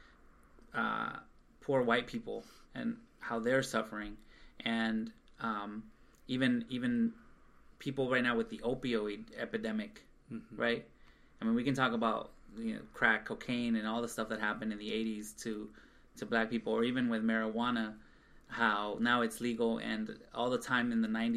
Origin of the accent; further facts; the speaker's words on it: Los Angeles, California, United States; growing up in South Central